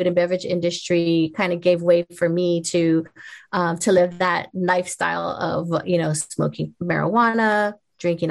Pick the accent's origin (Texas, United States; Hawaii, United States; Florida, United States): Hawaii, United States; I was born and raised in Hawaii